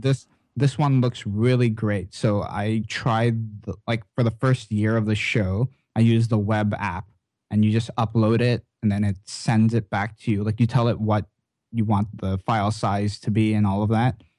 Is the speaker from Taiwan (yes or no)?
no; Canada; as a Canadian